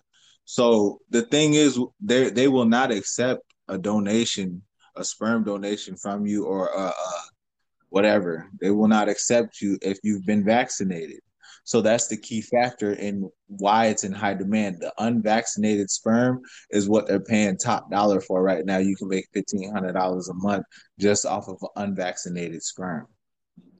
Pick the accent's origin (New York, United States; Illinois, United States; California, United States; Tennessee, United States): Illinois, United States; Chicago; now in Minnesota, United States; I'm from Chicago